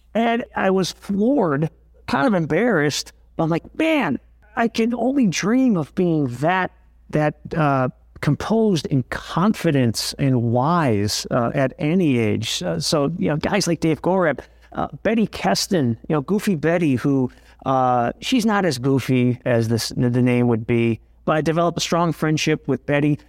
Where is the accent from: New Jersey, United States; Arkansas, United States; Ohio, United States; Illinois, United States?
Ohio, United States; Cleveland; also born or lived in Niles, Ohio; my hometown. You know, my goal was to work in Cleveland